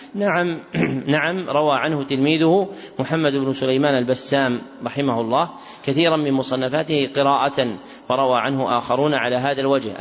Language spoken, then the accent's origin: Arabic; Najd, Saudi Arabia; منهم من أهل بلدنا نجد